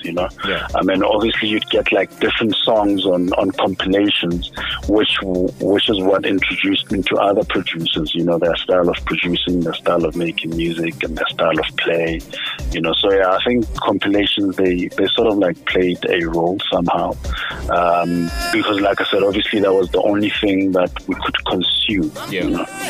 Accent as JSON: {"language": "English", "region": "Free State", "country": "South Africa", "tie": "born or raised there", "moved": "yes", "lives_now": "Pretoria, South Africa", "said": "I'm originally from the Free State, uh, but I'm currently based in Pretoria. You know, oh. Free State is like where I was born, but home is Pretoria. You know, oh. this is where I basically built my my life."}